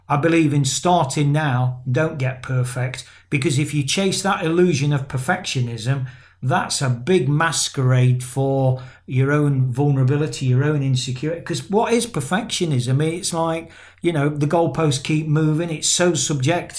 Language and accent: English; England, United Kingdom; I've got Irish descent in my blood, but I'm an Englishman